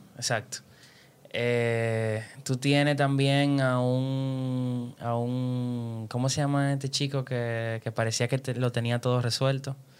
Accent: Dominican Republic; nosotros somos dominicanos

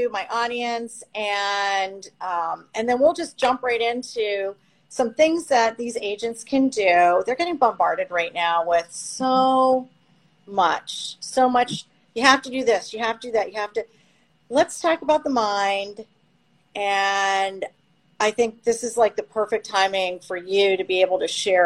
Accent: London, Ontario, Canada; now in Florida, United States; I'm originally from Canada. I lived outside of Toronto in London

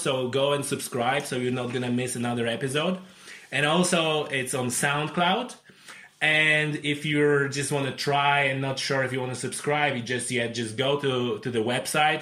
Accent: Poland; English is a second language; moved away as an adult; now in Ireland; I'm originally came from Poland, uh, but it's my 11th year in Ireland this year

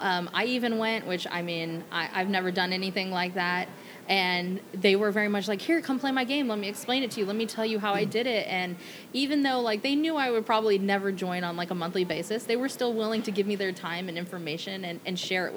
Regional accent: Hawaii, United States; growing up in Hawaii, I was very immersed in Asian culture.

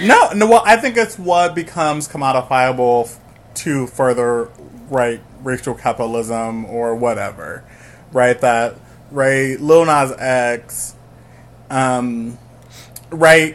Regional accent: Chicago, Illinois, United States; I'm from the South Side of Chicago, proudly

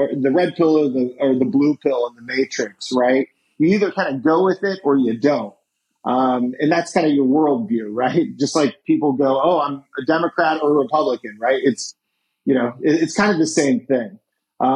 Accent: Indiana, United States; moved away; I grew up in Indiana

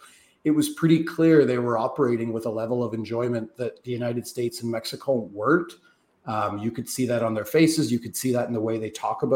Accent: Canada; as a Canadian soccer observer

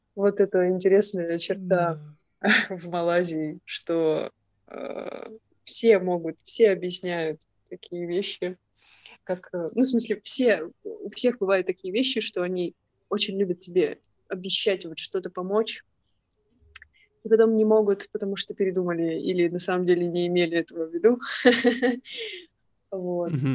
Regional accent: Irkutsk, Irkutsk Oblast, Russia; moved away as an adult; also born or lived in Malaysia; я из Иркутска.

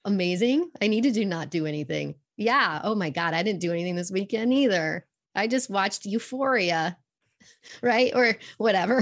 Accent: Fort Collins, Colorado, United States; I grew up actually in Fort Collins, Colorado

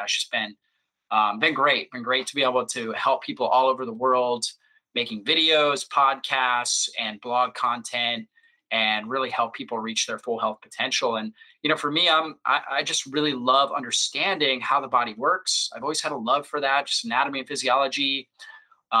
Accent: Florida, United States; I grew up in Florida on the beach

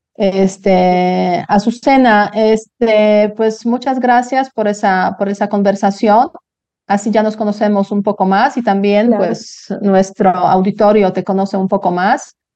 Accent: Poland; Spanish is a second language; moved away as an adult; now in Mexico City, Mexico; yo salí de Polonia, pues también cuando era muy joven, o sea, 21 años

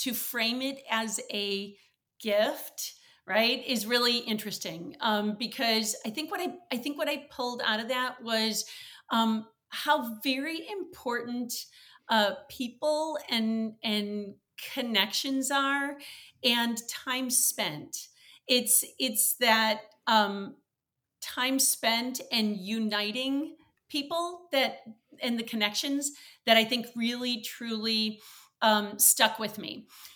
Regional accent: Wisconsin, United States; now in Chicago, United States; I had an absolutely wonderful childhood growing up in Wisconsin.

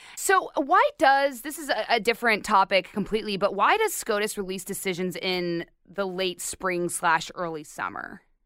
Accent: Arizona, United States; I'm from Arizona

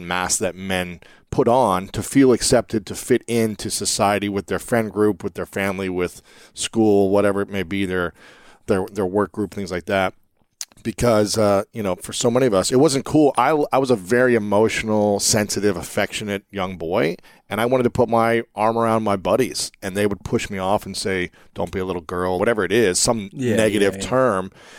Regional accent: Ohio, United States; For me, growing up in Ohio, I was born in 83

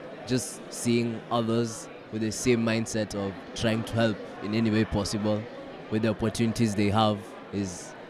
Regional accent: Kenya; now in Canada; I'm from Kenya. I haven't been in Canada a year yet. I've only been here around 6 months.

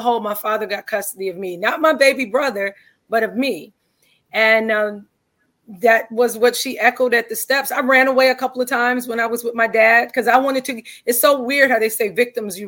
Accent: Cleveland, Ohio, United States; Cleveland, Ohio is my hometown

